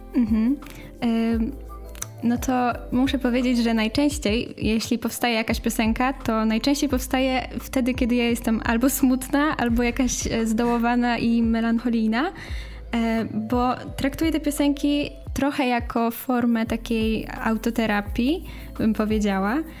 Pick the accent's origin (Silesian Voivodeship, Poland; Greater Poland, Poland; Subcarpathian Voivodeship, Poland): Silesian Voivodeship, Poland; Cieszyn; ja jestem z Cieszyna